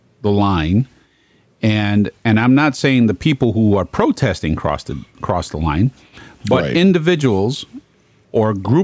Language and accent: English; New York City, New York, United States; I was brought up in Brooklyn